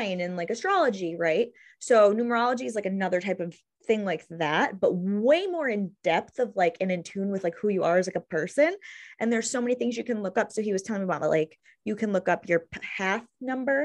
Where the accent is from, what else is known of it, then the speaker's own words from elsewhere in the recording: Greece, New York, United States; also born or lived in Brockport, New York; now in Gates, United States; I grew up in Greece. I went to Greece Athena.